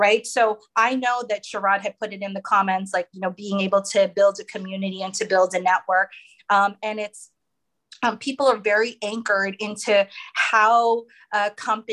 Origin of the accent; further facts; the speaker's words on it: United States; I'm American